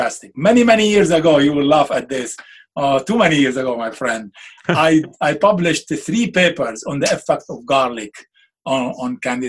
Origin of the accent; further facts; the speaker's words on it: Beirut, Beirut Governorate, Lebanon; moved away; I'm Lebanese. I'm from Beirut.